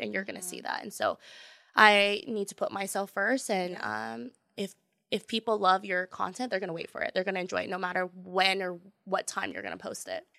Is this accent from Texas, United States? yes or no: no; Tacoma, Washington, United States; now in Seattle, United States; I grew up in Tacoma in the South, and it was very, very diverse